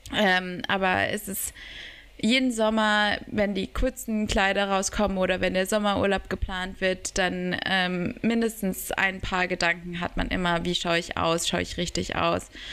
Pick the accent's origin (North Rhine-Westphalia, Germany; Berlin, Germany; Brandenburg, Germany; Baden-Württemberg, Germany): Berlin, Germany; ich wurde auch in Berlin geboren bin da aufge also ich bin nicht wirklich aufgewachsen, aber ähm, Teil meiner Kindheit